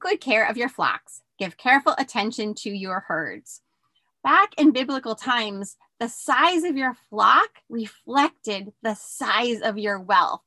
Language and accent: English; outside Philadelphia, Pennsylvania, United States; moved away as an adult; also born or lived in Bronx, New York / New Mexico; I grew up outside Philly